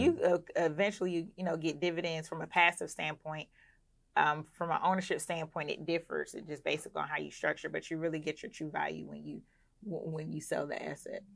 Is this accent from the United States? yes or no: yes; Clayton County, Georgia, United States; also born or lived in Philadelphia, Pennsylvania; I was raised in Clayton County, Georgia